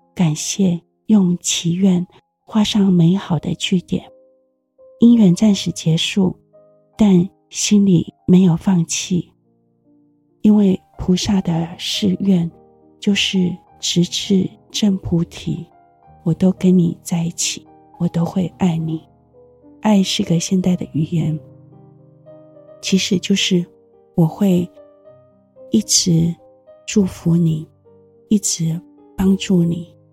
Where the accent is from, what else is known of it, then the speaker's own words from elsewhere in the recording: Taiwan; 我们台湾人都有说谢谢你的这个习惯